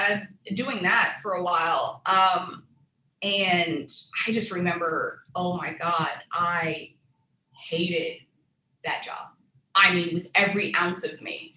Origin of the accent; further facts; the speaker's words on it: Texas, United States; also born or lived in Tunisia / Houston, Texas; When we came to the States, we came to Texas. And that's where I grew up. I'm a Texas girl at heart.